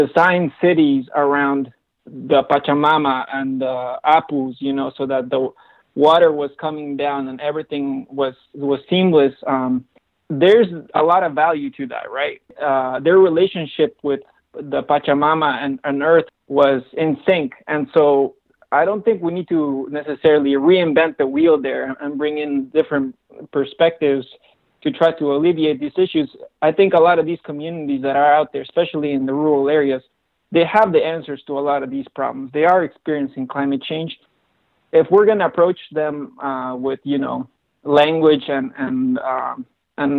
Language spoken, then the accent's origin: English; Cusco, Peru; now in United States; I'm originally from Cusco, Peru